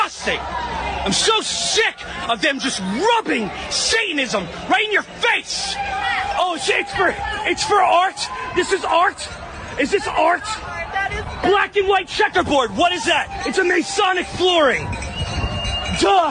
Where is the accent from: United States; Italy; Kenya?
United States; Philadelphia, Pennsylvania; I'm from Philly